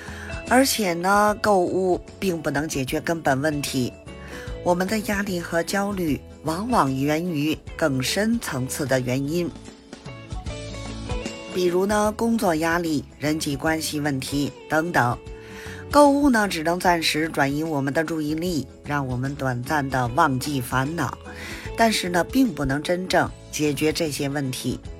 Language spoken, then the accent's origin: Chinese; Beijing, China; ，咱们下期节目再见